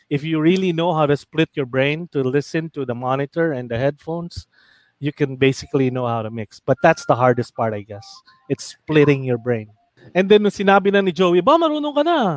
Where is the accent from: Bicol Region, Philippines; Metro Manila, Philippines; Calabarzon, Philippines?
Metro Manila, Philippines; Fairview; Sabi ko, "Taga Fairview ako."